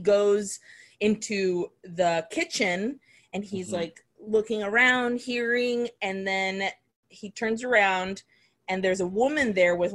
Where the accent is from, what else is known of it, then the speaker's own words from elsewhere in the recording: Nicaragua; moved away; when I was growing up in Nicaragua